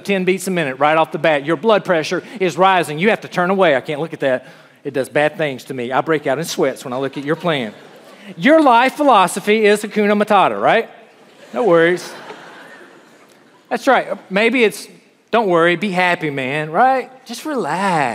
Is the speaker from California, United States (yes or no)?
no; South Carolina, United States; moved away as an adult; I grew up in South Carolina